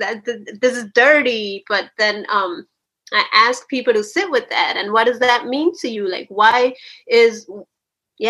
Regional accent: New Jersey, United States; also born or lived in Chalchuapa, El Salvador; at the age of 8, my family and I migrated from that, and we came to the United States, to New Jersey

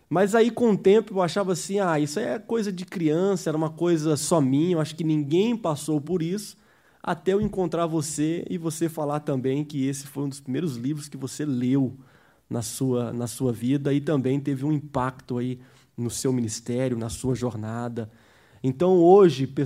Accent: United States; Eu cresci nos Estados Unidos, estou aqui desde criança.

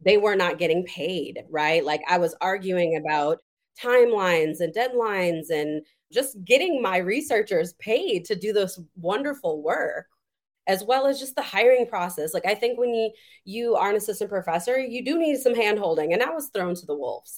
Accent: Madison, Wisconsin, United States; I'm from raised and born, born and raised in Madison, Wisconsin.

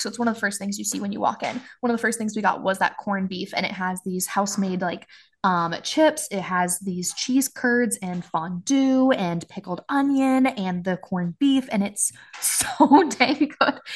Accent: Washington, United States; moved away as an adult; my hometown

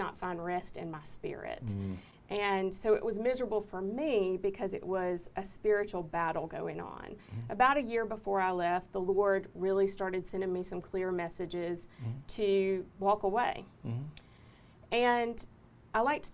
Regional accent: United States; I grew up on Denny Road. That's where my family farm is, in Catala

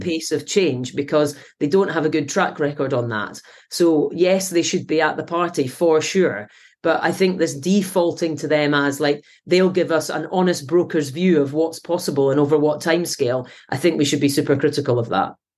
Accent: Scotland, United Kingdom; now in Manchester, United Kingdom; being Scottish.

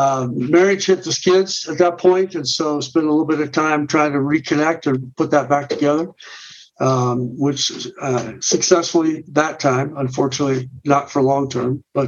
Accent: Canby, Oregon, United States; now in Littleton, Colorado, United States; I got older in just south of Portland, Oregon, a little town called Canby, actually.

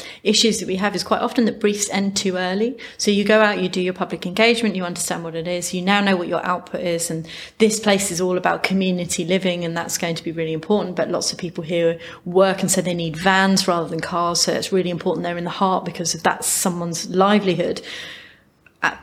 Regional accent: United Kingdom; we're very British

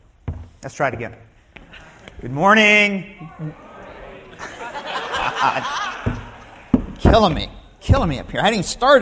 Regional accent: Joplin, Missouri, United States; Growing up in Joplin, Missouri

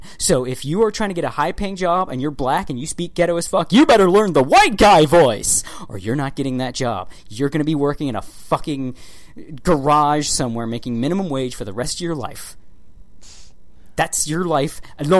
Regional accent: Baltimore, Maryland, United States; growing up in Baltimore, living in Maryland.

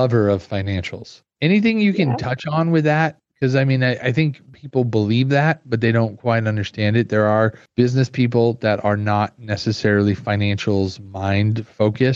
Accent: Glendale, California, United States; I grew up, I did elementary and middle school in Glendale, California.

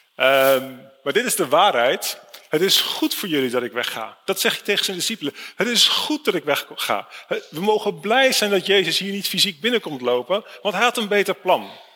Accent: Netherlands; ik kom uit Nederland

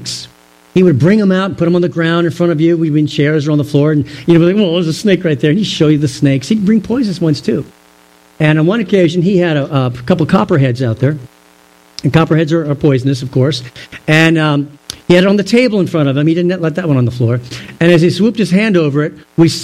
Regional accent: Virginia, United States; Growing up in Virginia, we'd go to camp

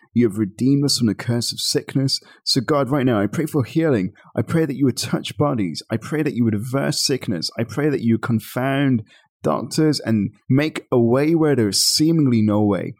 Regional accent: Birmingham, West Midlands, United Kingdom; I was born and raised in Birmingham, England

